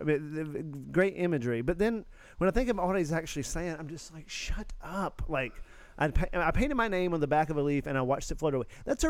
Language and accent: English; the South, United States; I think as a Southerner